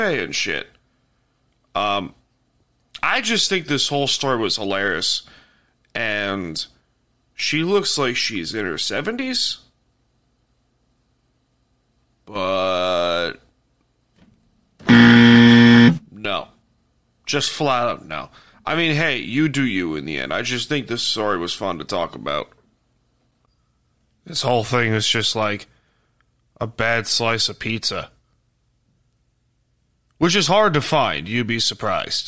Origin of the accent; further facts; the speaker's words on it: Long Island, New York, United States; I'm from Long Island